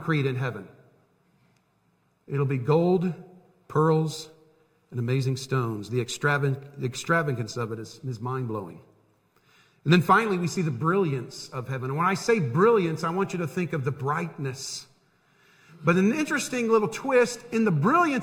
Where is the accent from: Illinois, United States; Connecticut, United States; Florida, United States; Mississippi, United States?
Florida, United States; Tampa; moved away as an adult; now in Harrisburg, United States; I grew up in Tampa.